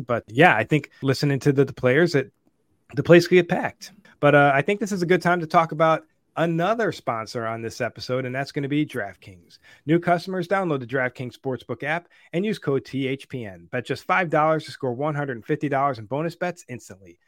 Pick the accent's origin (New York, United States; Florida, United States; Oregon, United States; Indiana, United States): New York, United States; Buffalo; my hometown, Buffalo, New York